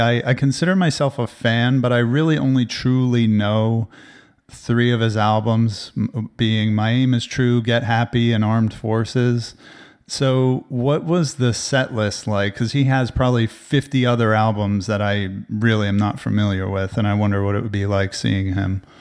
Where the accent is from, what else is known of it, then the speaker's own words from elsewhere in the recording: New Jersey, United States; now in Austin, United States; I grew up with him in New Jersey